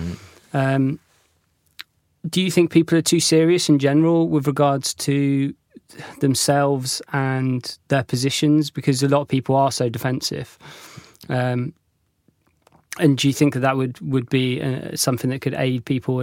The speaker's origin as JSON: {"language": "English", "region": "South West England", "country": "United Kingdom", "lives_now": "London, United Kingdom", "said": "I'm originally from North Devon, right. And I moved here"}